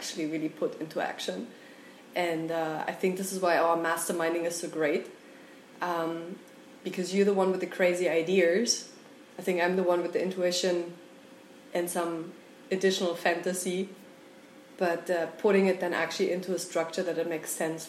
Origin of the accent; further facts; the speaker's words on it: Germany; moved away as an adult; also born or lived in Mexico; I'm from Germany originally.